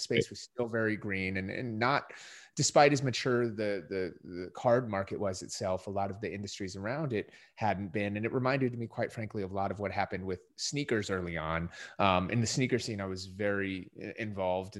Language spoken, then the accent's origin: English; Minnesota, United States; moved away; I grew up in Minnesota